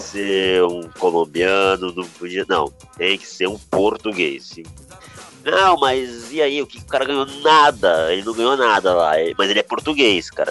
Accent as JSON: {"language": "Portuguese", "country": "Brazil", "said": "nós como brasileiros"}